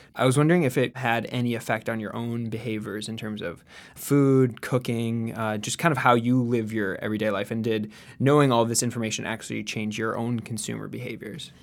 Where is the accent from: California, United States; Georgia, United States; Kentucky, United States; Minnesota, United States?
Minnesota, United States; Edina; I'm from Edina, Minnesota